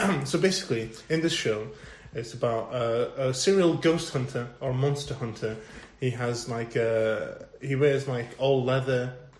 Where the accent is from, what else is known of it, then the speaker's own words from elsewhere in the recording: Pakistan; moved away; also born or lived in Chelmsford; growing up in Pakistan